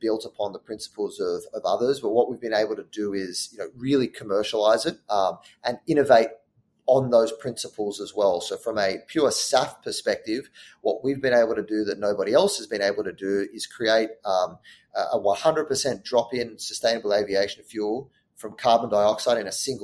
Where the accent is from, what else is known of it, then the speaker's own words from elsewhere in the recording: Sydney, New South Wales, Australia; moved away as an adult; now in New York, United States; I grew up in Australia. I'm from Sydney, Australia